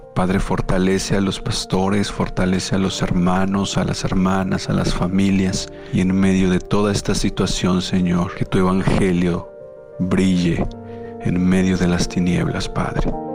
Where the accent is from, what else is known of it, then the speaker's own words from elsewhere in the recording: Cuba; como cubanos